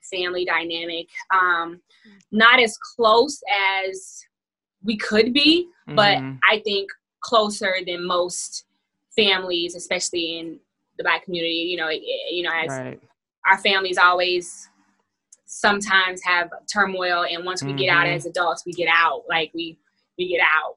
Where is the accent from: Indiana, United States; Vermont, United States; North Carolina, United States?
Indiana, United States; Indianapolis; moved away as an adult; now in Atlanta, United States; I'm from Indianapolis, Indiana